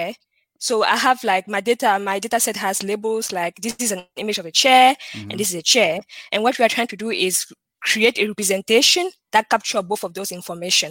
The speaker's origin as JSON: {"language": "English", "town": "Douala", "region": "Littoral", "country": "Cameroon", "tie": "born or raised there", "accent": "French", "said": "So I was born and raised in Cameroon. Cameroon is in Central Africa, and more precisely in the city of Douala. And so I was raised in the French speaking part of the country. So you might notice that from my accent. There's some French in there"}